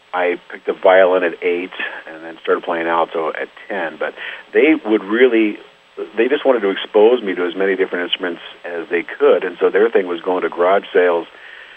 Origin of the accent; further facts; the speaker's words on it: Marion, Indiana, United States; moved away; I was born in Marion